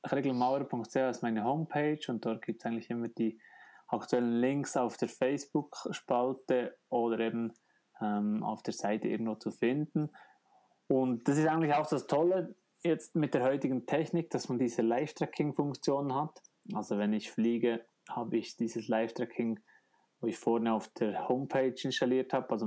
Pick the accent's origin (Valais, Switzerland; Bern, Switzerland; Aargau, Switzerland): Bern, Switzerland; Sommer ging es wieder durch die Heimat, also Eiger, Grindelwald war ein Turnpoint. Dann ging es durch meine Heimat, ich bin vor meiner Haustür vorbeigeflogen.